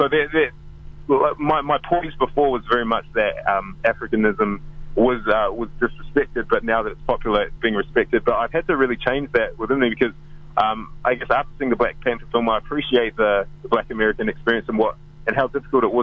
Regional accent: Auckland, New Zealand; also born or lived in United Kingdom; I grew up in South Auckland, Manurewa, which was quite a low socioeconomic area

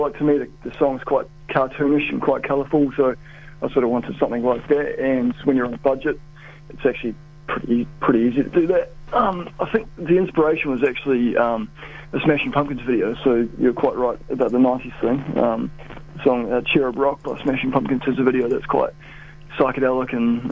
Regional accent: Christchurch, Canterbury, New Zealand; Christchurch is my hometown

